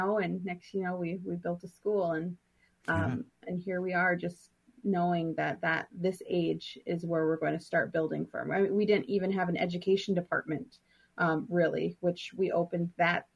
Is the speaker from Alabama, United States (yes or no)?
no; Lower Sioux, Minnesota, United States; I'm from Lower Sioux